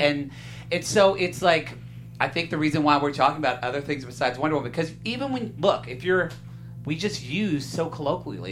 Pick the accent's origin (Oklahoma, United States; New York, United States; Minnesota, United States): Oklahoma, United States; Southern; moved away; also born or lived in Texas; I'm from Southern Oklahoma. Went yeah. to school in Texas.